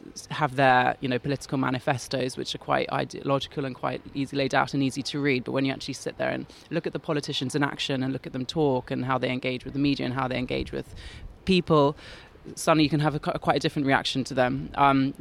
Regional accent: London, United Kingdom; I grew up in West London, and the Borough of Kensington is a very sort of Conservative Tory area

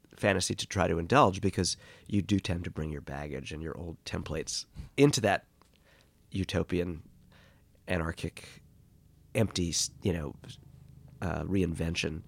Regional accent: New York City, New York, United States; moved away as an adult; also born or lived in California; growing up in Boreham Hill

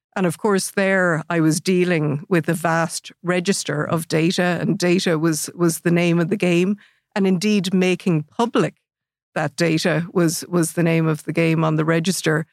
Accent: Athlone, Leinster, Ireland; born and raised in Athlone

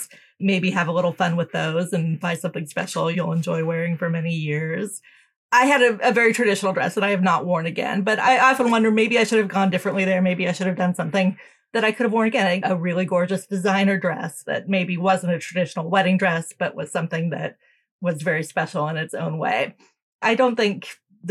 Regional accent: United States; also born or lived in United Kingdom; Me being American, you know, a lot of my American friends and relatives

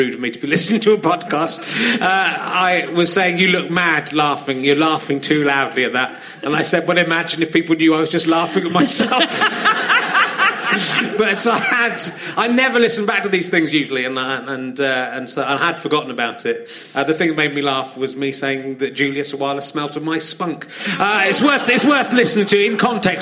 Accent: near York, Yorkshire and the Humber, United Kingdom; I was born near York

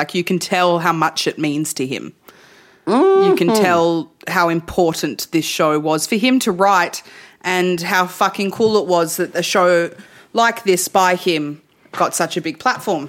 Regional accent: Melbourne, Victoria, Australia; I'm from Melbourne

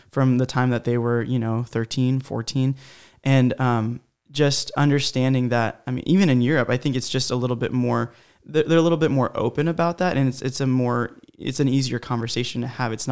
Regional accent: Honduras; born there; I was born in Honduras you know Central America but you know my parents really lived there they grew up there

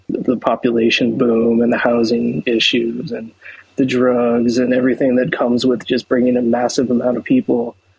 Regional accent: San Francisco, California, United States; I'm from San Francisco, and yes, you're absolutely right. The city has completely transformed in my entire time there.

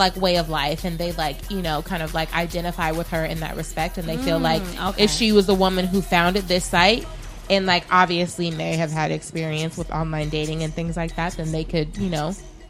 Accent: Midwest, United States; now in New York, United States; And maybe because I'm coming from the Midwest, we have like a Southern background, and so chivalry is still kind of a thing.

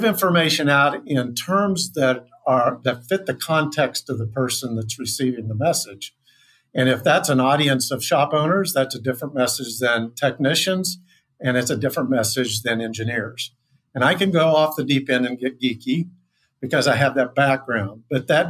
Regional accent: Kansas, United States; I grew up in Kansas

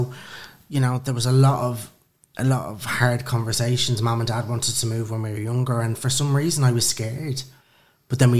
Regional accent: Dublin, Leinster, Ireland; moved away as an adult; now in London, United Kingdom; I'm originally from Dublin, Kilmainham, and Lucan.

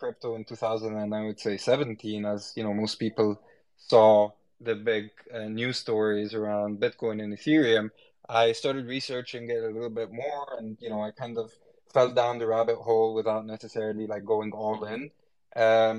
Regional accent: Egypt; moved away as an adult; I was born in Egypt. And lived most of my life in Egypt before going abroad to study. And with the time I've lived in Egypt and grew up in Egypt

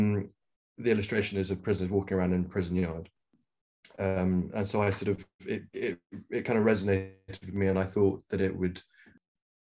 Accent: Nairobi, Kenya; now in London, United Kingdom; I grew up in Africa, and whereabouts? In Kenya.

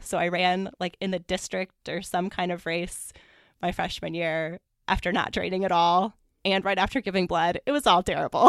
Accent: Columbia, Missouri, United States; moved away as an adult; I grew up in Columbia, Missouri

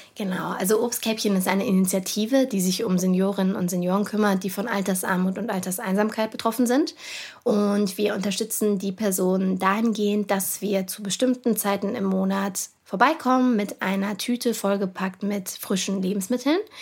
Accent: Cologne, North Rhine-Westphalia, Germany; meiner Heimatstadt

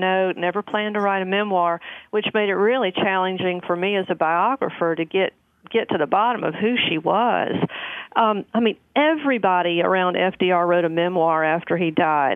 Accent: the South, United States; I'm from the South

